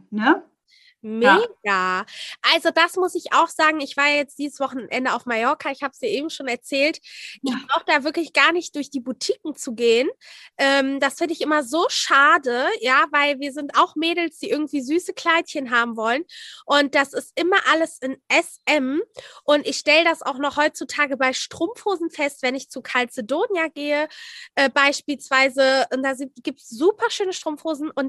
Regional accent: Hamburg, Germany; Bin 28 und ja, bin Hamburgerin.

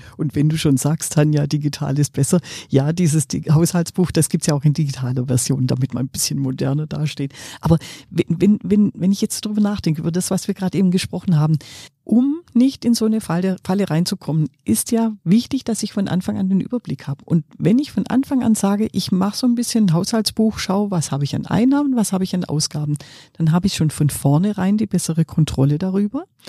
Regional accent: Swabia, Germany; ich bin ja Schwäbin

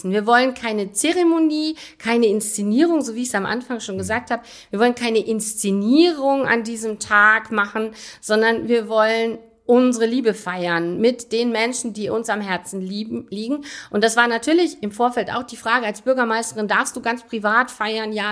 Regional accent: North Rhine-Westphalia, Germany; also born or lived in Altensteig; Das weiß ich nicht, weil meine Eltern sind jetzt tatsächlich auch nicht gebürtig aus Aachen, sondern kommen von woanders. Aber ich bin natürlich im Rheinland aufgewachsen

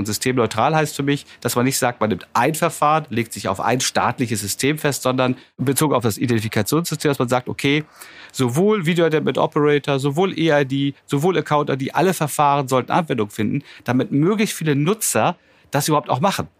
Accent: Germany; wir hier als Deutsche oder als Europäer

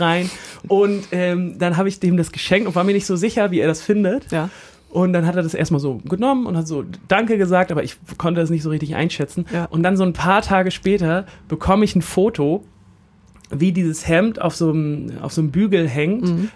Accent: Hamburg, Germany; nur weil ich dieses Mindset habe, dass man das als Hamburger gerade mal nochmal aushalten muss

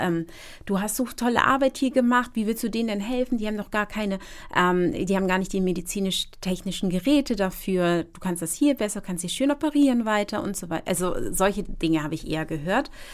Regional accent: Hamburg, Germany; ich als ja eigentlich Deutsche, muss man gestehen, ich bin zwar Ghanaisch, aber ich bin hier aufgewachsen

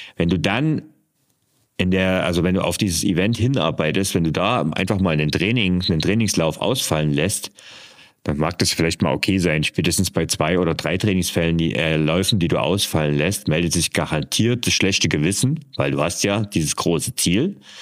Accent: East Germany, Germany; ich bin äh, in der DDR geboren und aufgewachsen

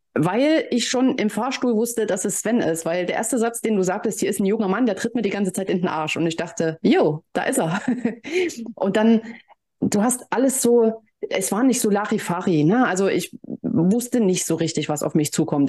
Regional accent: Leipzig, Saxony, Germany; ich komme ja aus Leipzig

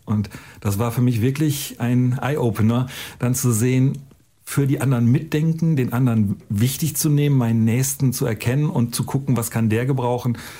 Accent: North Germany, Germany; born or raised there

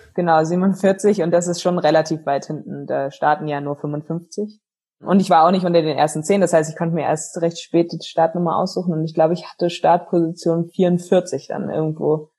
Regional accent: Berlin, Germany; also born or lived in Potsdam; Also ich bin in Berlin groß geworden

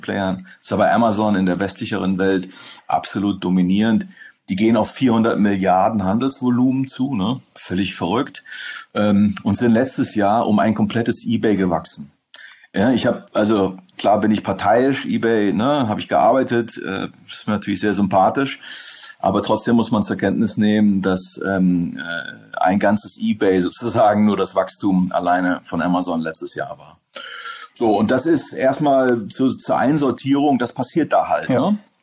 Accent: Hamburg, Germany; moved away as an adult; also born or lived in Netherlands / England / Berlin; zurück nach Hamburg in meiner Heimatstadt

